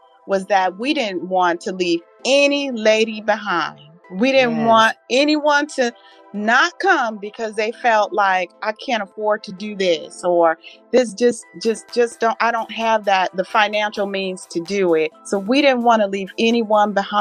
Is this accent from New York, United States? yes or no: no; Southern California, United States; now in Virginia, United States; I am a native of Southern California, but transplanted over here to Virginia